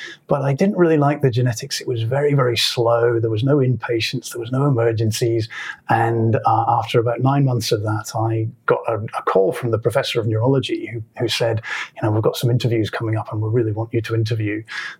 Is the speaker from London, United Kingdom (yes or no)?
no; Edinburgh, Scotland, United Kingdom; moved away as an adult; now in Melbourne, Australia; So I grew up in Edinburgh.